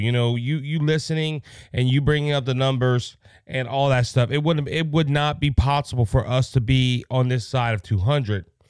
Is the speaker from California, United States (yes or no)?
no; Cajun, Louisiana, United States